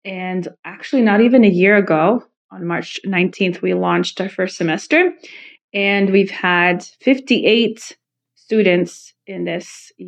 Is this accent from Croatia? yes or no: yes; Croatia; born there; No, I was born in Croatia.